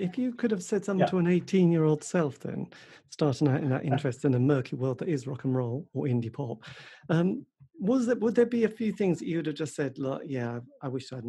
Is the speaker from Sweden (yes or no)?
no; United Kingdom; I'm terribly British English, aren't I?